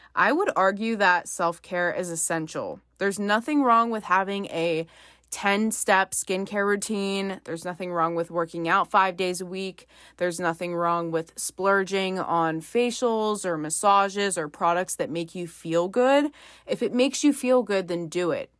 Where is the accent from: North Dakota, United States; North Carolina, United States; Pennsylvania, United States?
Pennsylvania, United States; I'm from Pennsylvania